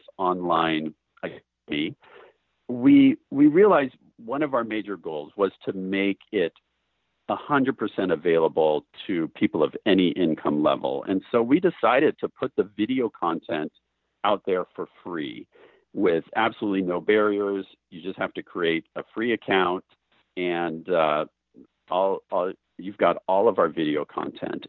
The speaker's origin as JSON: {"language": "English", "town": "Portland", "country": "United States", "tie": "born or raised there", "said": "Portland, which is my hometown"}